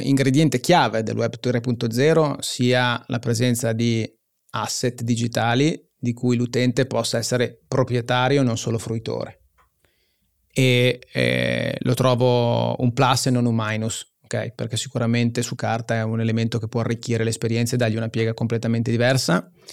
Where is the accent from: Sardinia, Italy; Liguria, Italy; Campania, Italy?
Liguria, Italy; Genoa; io sono genovese